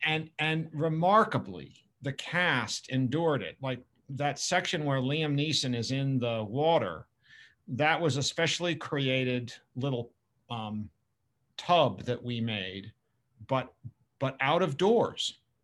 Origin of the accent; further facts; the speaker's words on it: Boston area, New England, Massachusetts, United States; I grew up both in England and in, outside the Boston area in New England.